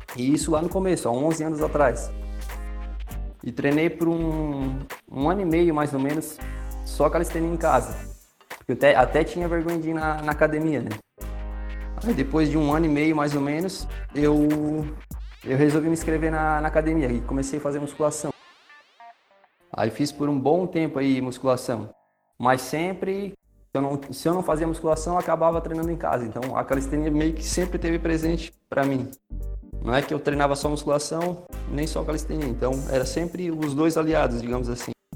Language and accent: Portuguese; Criciúma, Santa Catarina, Brazil; Eu sou natural de Criciúma